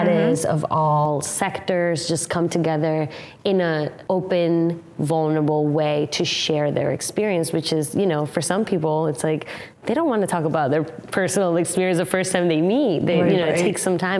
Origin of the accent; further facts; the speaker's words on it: Colombia; now in United States; I come from Colombia